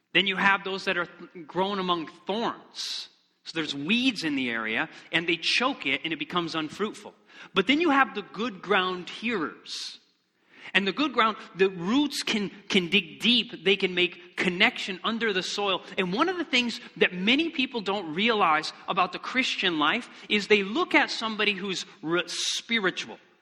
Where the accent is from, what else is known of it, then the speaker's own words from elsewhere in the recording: Michigan, United States; moved away; I'm originally from Michigan, and we wanted to go back